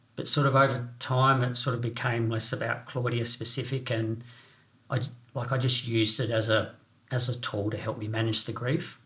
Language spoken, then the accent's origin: English; Renmark, South Australia, Australia; also born or lived in Northern Territory / Southwest Victoria; growing up in the Riverland in Renmark